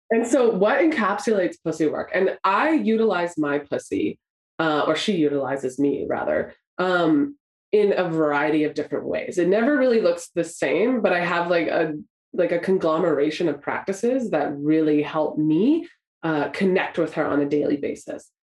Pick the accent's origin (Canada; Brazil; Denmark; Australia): Canada; I grew up in Canada by the mountains.